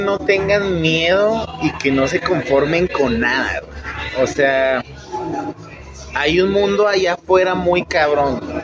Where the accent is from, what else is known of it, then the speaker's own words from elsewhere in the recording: Fresnillo, Zacatecas, Mexico; moved away as an adult; now in Mexico City, Mexico; soy de orgullosamente de Fresnillo, Zacatecas